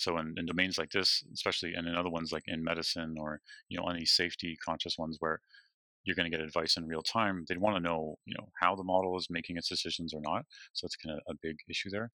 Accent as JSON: {"language": "English", "town": "Toronto", "region": "Ontario", "country": "Canada", "also_born_or_lived": "British Columbia", "lives_now": "Waterloo, Canada", "said": "I'm from Toronto"}